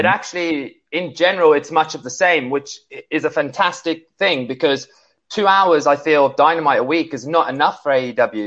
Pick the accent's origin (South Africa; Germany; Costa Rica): South Africa; Johannesburg, Gauteng; moved away; when I was a kid growing up in South Africa.